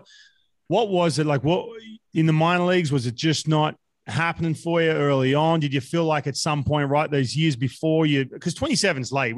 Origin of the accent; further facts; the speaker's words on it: Australia; we're both Australian